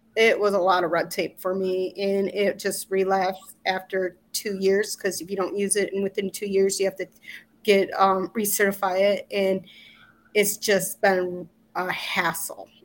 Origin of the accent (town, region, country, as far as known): Walston, Michigan, United States; born or raised there; moved away as an adult; also born or lived in Illinois